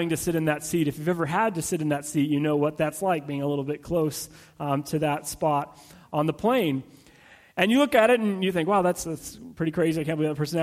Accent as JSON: {"language": "English", "region": "California", "country": "United States", "also_born_or_lived": "Abilene, Texas", "said": "I was from California"}